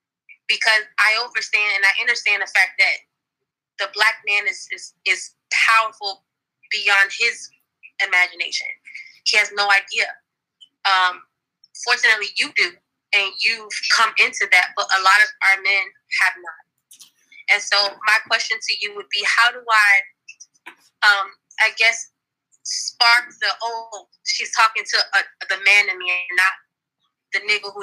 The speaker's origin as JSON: {"language": "English", "town": "Miami", "region": "Florida", "country": "United States", "said": "First of all, I'm actually from Miami, Florida."}